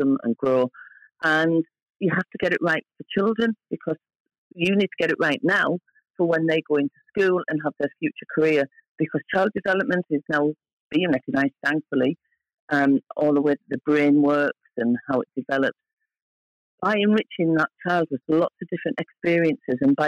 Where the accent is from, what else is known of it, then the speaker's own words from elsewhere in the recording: Hartlepool, North East England, United Kingdom; moved away as an adult; also born or lived in London / Scotland; I'm from Hartlepool and I've worked in London for many years in the 80s and 90s and I've lived up in Scotland